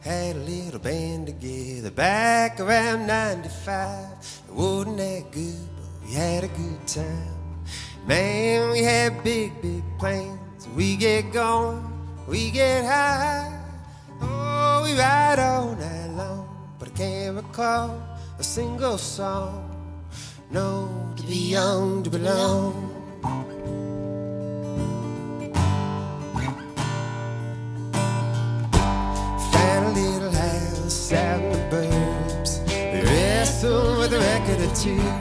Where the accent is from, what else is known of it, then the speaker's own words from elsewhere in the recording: Kentucky, United States; moved away; also born or lived in Washington, D.C.; I grew up in Kentucky, moved away, came back.